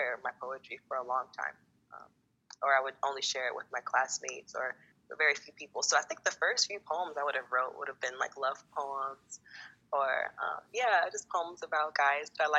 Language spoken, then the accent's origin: English; Los Angeles, California, United States; moved away; I am originally from Los Angeles, California.